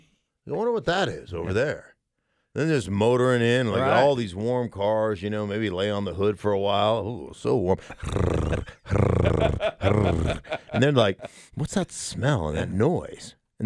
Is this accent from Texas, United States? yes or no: no; Alaska, United States; I grew up in Alaska. We had horses, like, everywhere. Like, all the neighborhood was kind of a horse neighborhood.